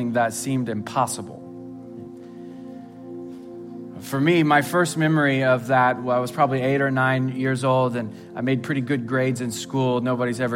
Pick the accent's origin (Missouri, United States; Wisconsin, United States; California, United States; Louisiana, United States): Missouri, United States; Southwest; I grew up in Southwest Missouri.